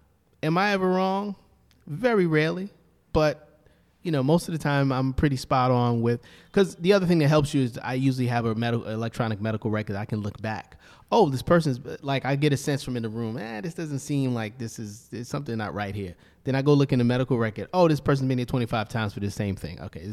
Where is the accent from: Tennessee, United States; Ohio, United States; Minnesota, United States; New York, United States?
New York, United States; Brooklyn; I grew up in Brownsville, Brooklyn, and then when my parents divorced, I moved with my mom to Bed-Stuy.